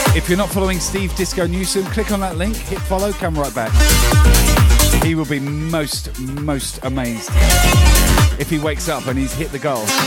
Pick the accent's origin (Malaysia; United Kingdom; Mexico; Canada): United Kingdom; now in Brisbane, Australia; I'm streaming from Brisbane, Australia, originally from the UK